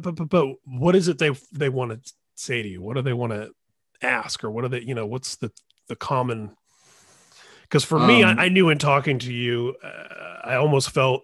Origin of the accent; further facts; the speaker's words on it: Indiana, United States; moved away as an adult; now in California, United States; I grew up in Indiana. I've been in California 20 years